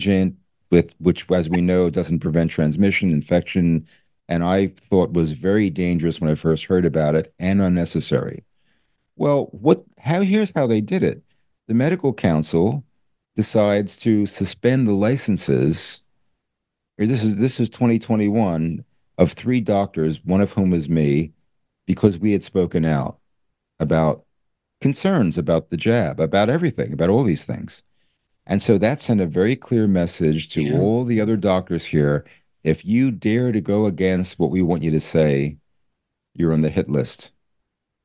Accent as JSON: {"language": "English", "town": "Philadelphia", "region": "Pennsylvania", "country": "United States", "tie": "born or raised there", "moved": "as an adult", "lives_now": "New Zealand", "said": "I was born in Philadelphia, grew up in Philadelphia."}